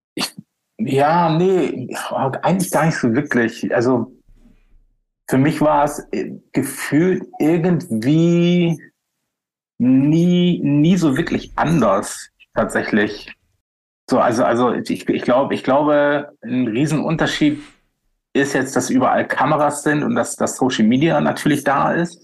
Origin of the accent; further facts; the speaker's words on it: Bremerhaven, Bremen, Germany; moved away; in meiner Heimatstadt, in, in, meiner alten Heimatstadt Bremerhaven